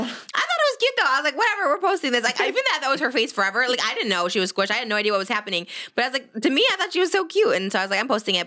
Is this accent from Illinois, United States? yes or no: yes; Illinois, United States; I'm from Illinois